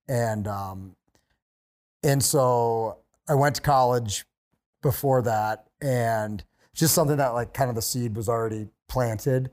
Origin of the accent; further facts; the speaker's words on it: Pennsylvania, United States; moved away as an adult; also born or lived in West Virginia / Montana / North Idaho / Hawaii; I grew up in Pennsylvania, and then I went to college in West Virginia